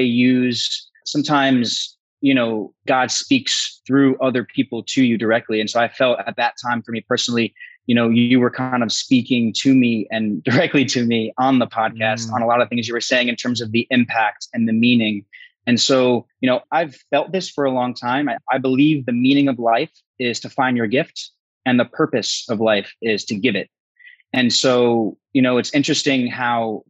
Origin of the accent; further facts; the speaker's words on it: New Jersey, United States; moved away as an adult; also born or lived in San Diego; I'm originally from the Northeast, New Jersey.